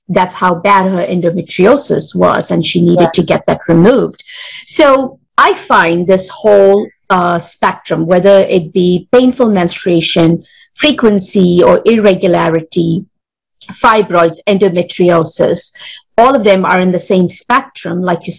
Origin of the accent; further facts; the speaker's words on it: India; English is a second language; now in United States; I came from India